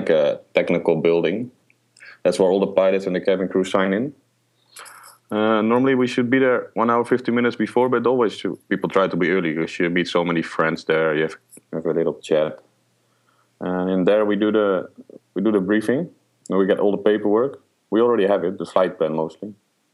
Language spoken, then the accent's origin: English; Netherlands; moved away as an adult; now in Middle East; I'm born and raised in the Netherlands